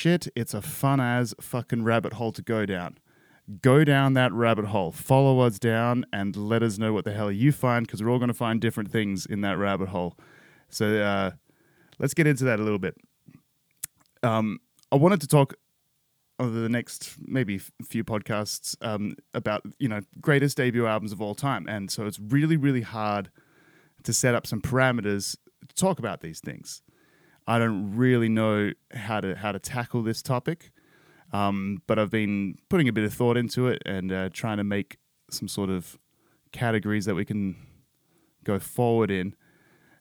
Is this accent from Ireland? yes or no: no; Perth, Western Australia, Australia; a late 80s, 90s kid sort of growing up in Perth, Australia